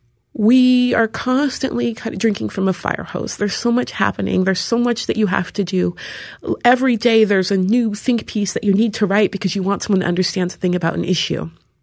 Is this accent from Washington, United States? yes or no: yes; Seattle, Washington, United States; Seattle is a weird place. There's hardly any black people there, and especially when I was growing up, there were hardly any at all.